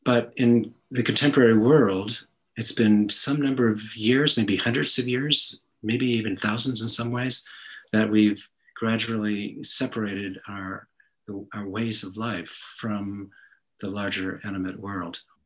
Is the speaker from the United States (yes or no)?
yes; New England, United States; I grew up in New England